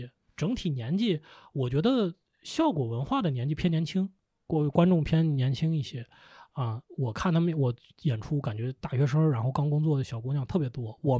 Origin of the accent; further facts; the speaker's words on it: Lanzhou, Gansu, China; now in Beijing, China; 我是兰州人，